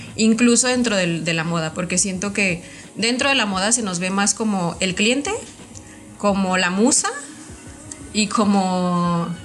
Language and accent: Spanish; Mexico; idolatramos como mexicanos